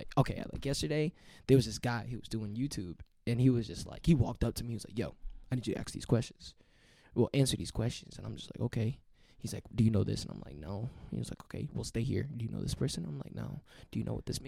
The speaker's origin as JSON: {"language": "English", "town": "South Bend", "region": "Indiana", "country": "United States", "said": "I'm from South Bend."}